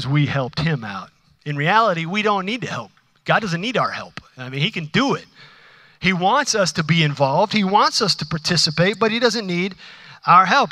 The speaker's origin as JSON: {"language": "English", "country": "United States", "said": "I'm an American"}